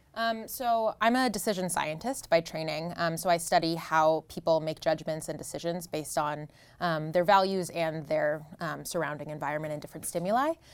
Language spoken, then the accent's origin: English; New Jersey, United States; moved away; I grew up in New Jersey